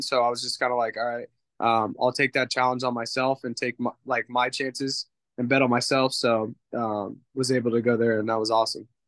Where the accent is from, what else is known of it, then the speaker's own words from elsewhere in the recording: California, United States; moved away; I grew up in California